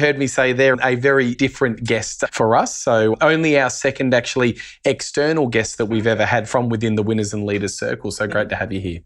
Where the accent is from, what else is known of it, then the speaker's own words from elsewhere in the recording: Australia; as an Australian